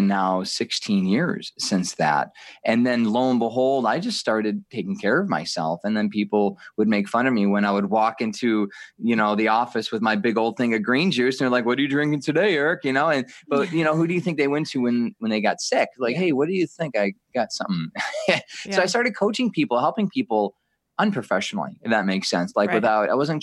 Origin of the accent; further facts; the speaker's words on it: Detroit, Michigan, United States; I was raised in Metro Detroit